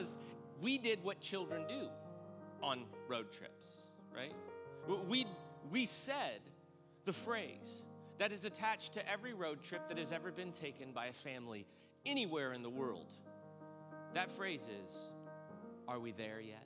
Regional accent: Granite City, Illinois, United States; my family, who I grew up in Granite City, Illinois, outside of St. Louis

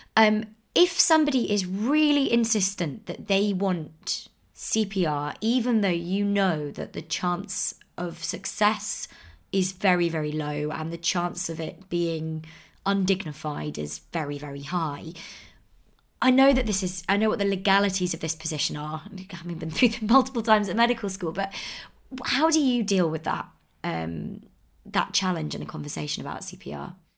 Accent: United Kingdom; as British people

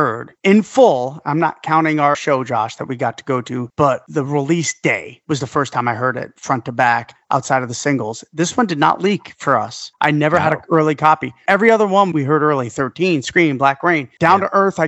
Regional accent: New York, United States; now in Phoenix, United States; being a New Yorker

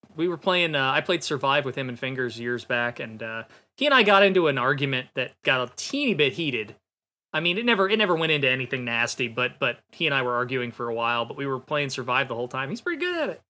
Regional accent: Ohio, United States; I'm from Ohio

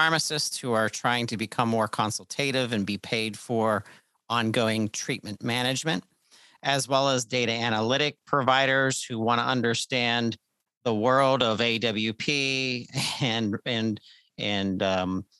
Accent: Pittsburgh, Pennsylvania, United States; I'm from Pittsburgh. I grew up in Pittsburgh. I grew up north of the city

